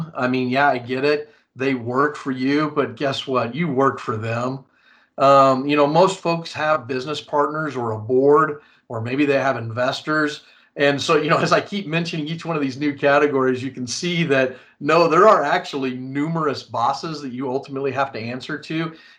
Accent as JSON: {"language": "English", "town": "San Antonio", "region": "Texas", "country": "United States", "tie": "born or raised there", "said": "I'm originally actually from San Antonio, Texas, and a brat myself. So moved around a lot, but did most of my growing up really here in San Antonio."}